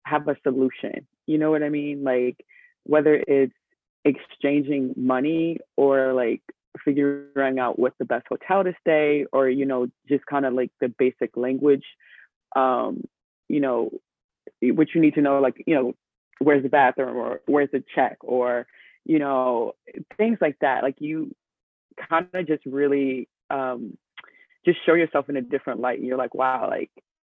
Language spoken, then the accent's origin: English; Maryland, United States; I am from Maryland originally